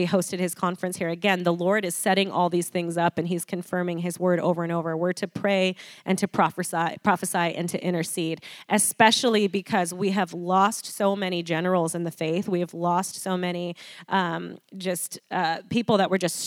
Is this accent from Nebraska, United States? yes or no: yes; Nebraska, United States; now in Arizona, United States; I grew up in Nebraska